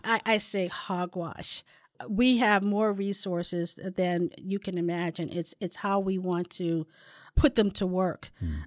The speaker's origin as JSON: {"language": "English", "town": "St. Louis", "region": "Missouri", "country": "United States", "tie": "born or raised there", "moved": "yes", "lives_now": "San Diego, United States", "said": "ran uh, an organization in St. Louis back in my hometown"}